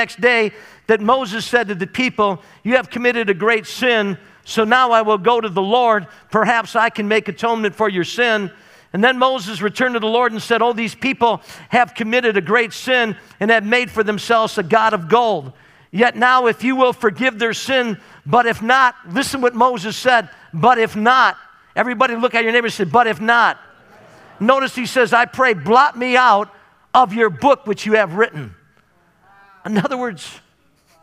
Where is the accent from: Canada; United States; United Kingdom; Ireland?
Canada; my right as a Canadian citizen